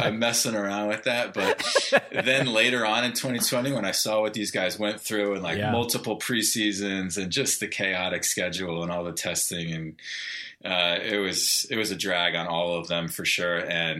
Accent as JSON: {"language": "English", "town": "Providence", "region": "Rhode Island", "country": "United States", "tie": "born or raised there", "said": "Rhode Island's my hometown"}